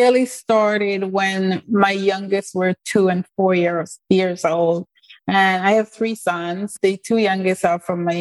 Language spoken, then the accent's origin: English; England, United Kingdom; moved away as an adult; also born or lived in Jamaica / Canada / United States; So most of my family is in England, where I grew up.